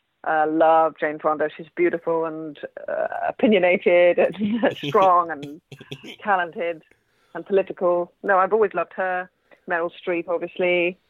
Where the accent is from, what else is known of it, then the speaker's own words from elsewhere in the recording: Manchester, North West England, United Kingdom; I don't sound particularly northern, but actually I was born in Manchester. My parents aren't Mancunians either, but my father got a job at Manchester University and I was brought up in Manchester, in Cheshire.